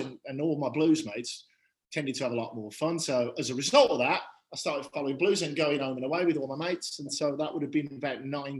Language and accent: English; Birmingham, West Midlands, United Kingdom; I'm from Birmingham